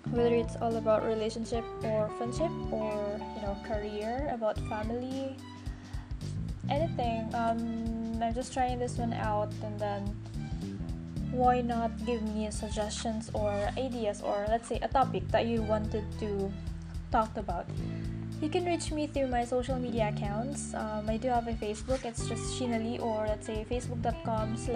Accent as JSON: {"language": "English", "town": "Davao City", "region": "Davao Region", "country": "Philippines", "said": "I'm from the Philippines. Basically, I lived in Davao City from Mindanao where life is here. And then I am 25 years old."}